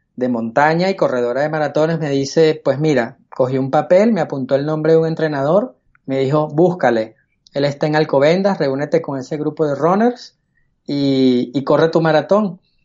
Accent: Caracas, Capital District, Venezuela; moved away as an adult; now in Spain; Nací en Caracas, Venezuela, en el año 71

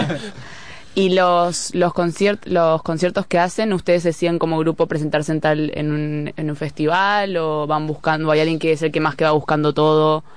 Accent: Mataró, Catalonia, Spain; Jo sóc la de Mataró

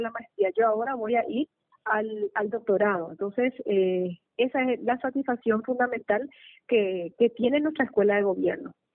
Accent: Paraguay; nuestro querido Paraguay

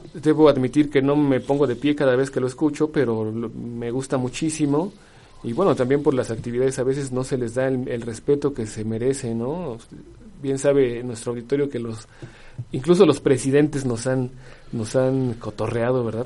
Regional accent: Mexico; somos mexicanos

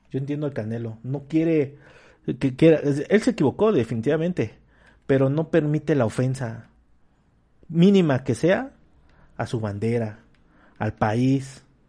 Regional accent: Mexico; como mexicanos

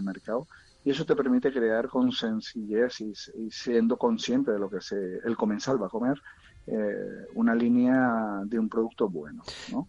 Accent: Venezuela; moved away as an adult; also born or lived in Central America; now in Murcia, Spain

